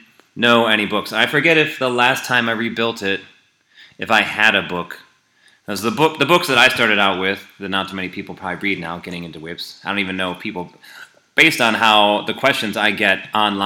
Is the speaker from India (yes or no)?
no; Fall Creek, Wisconsin, United States; I grew up in Fall Creek, Wisconsin, which is a small town.